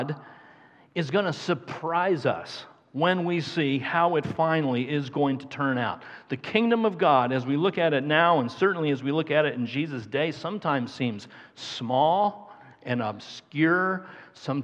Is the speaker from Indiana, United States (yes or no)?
yes; Carmel, Indiana, United States; I grew up in Carmel, Indiana